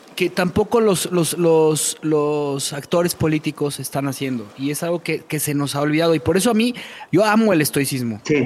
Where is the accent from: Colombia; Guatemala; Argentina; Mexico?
Mexico; En México somos mexicanos